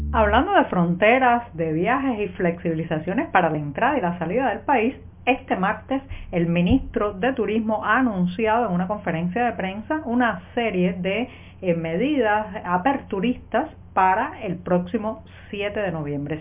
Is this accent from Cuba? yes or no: yes; Cuba; cubana, periodista, ciudadana